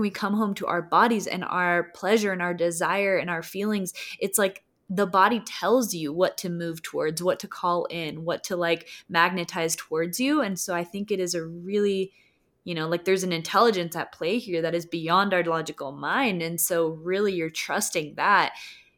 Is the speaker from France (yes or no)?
no; Costa Rica; moved away; growing up in Costa Rica